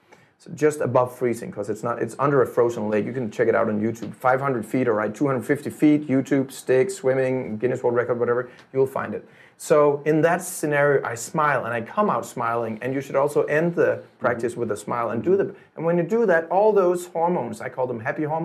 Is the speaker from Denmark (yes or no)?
yes; Denmark; I'm from Denmark